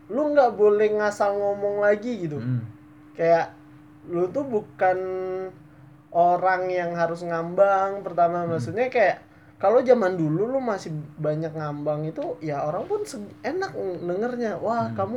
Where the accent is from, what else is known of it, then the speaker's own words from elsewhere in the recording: Bangka, Bangka Belitung Islands, Indonesia; karena dari gue kan aslinya Bangka